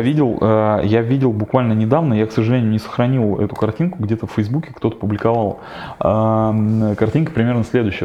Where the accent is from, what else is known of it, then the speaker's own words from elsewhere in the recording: Kirov, Kirov Oblast, Russia; moved away; приехал на триатлон в родной город Киров